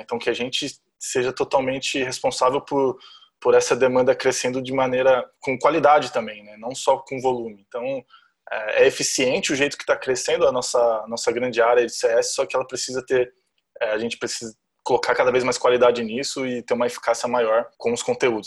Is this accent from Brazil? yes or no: yes; Jundiaí, São Paulo, Brazil; accent: R puxado do interior de São Paulo; moved away; also born or lived in Florianópolis; nasci em Jundiaí, interior de São Paulo. Então vocês vão ver muito R aí puxado aqui.